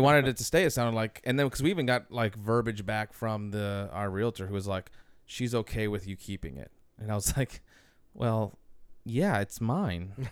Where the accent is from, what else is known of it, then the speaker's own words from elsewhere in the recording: Metairie, Louisiana, United States; I was from Metairie